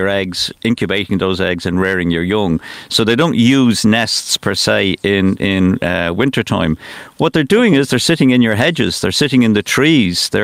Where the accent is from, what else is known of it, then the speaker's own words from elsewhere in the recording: Dublin, Leinster, Ireland; moved away as an adult; now in Newcastle, County Wicklow, Ireland; I'm born and bred in Finglas